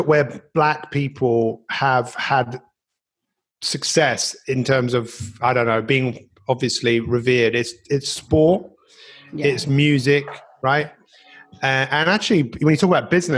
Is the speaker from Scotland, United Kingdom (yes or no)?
no; London, United Kingdom; growing up in Northwest London